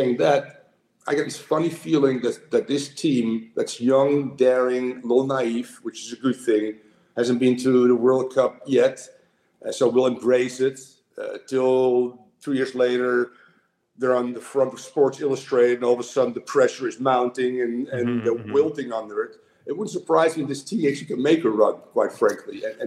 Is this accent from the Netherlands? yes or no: yes; Netherlands; moved away; I'm from the Netherlands